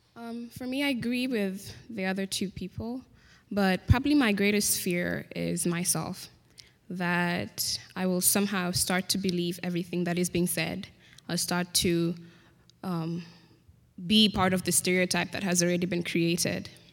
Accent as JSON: {"language": "English", "country": "Kenya", "accent": "Queen's English", "moved": "as an adult", "said": "I'm an international student from Kenya"}